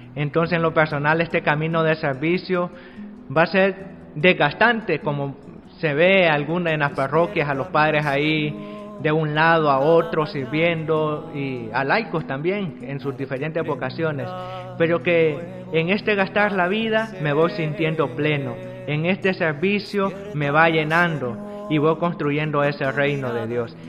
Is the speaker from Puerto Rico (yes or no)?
no; El Salvador; soy del Salvador